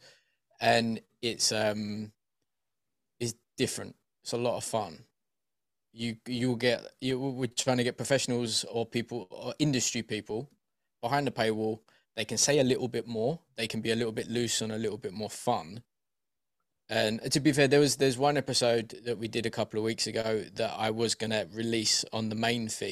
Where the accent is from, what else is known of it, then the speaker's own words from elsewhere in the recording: Essex, East of England, United Kingdom; also born or lived in East London; now in London, United Kingdom; I'm from Deep Essex, and then moved to East London